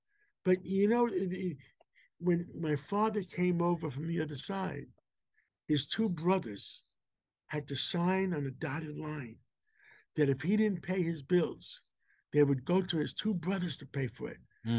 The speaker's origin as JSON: {"language": "English", "town": "New York City", "region": "New York", "country": "United States", "tie": "born or raised there", "first_language": "Greek", "second_language": "English", "said": "we grew up in Harlem."}